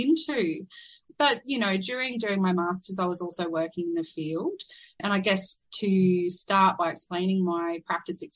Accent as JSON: {"language": "English", "town": "Rockhampton", "region": "Queensland", "country": "Australia", "tie": "born or raised there", "also_born_or_lived": "Perth", "said": "I was born and raised in Rockhampton, which is Dharambal country."}